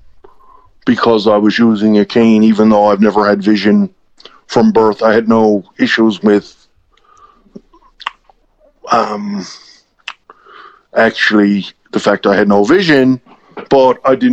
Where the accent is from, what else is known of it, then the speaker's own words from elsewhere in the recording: Newfoundland and Labrador, Canada; accent: East Coast; also born or lived in Halifax; I grew up here in Newfoundland